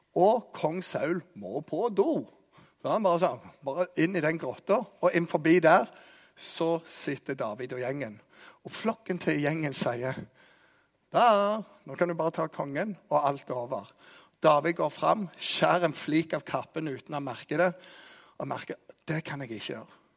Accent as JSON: {"language": "Norwegian", "area": "Jæren", "region": "Rogaland", "country": "Norway", "said": "jeg er jærbu"}